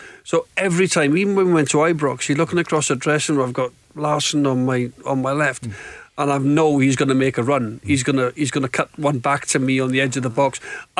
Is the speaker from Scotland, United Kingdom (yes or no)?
no; Wales, United Kingdom; moved away as an adult; I had no allegiances growing up in Wales.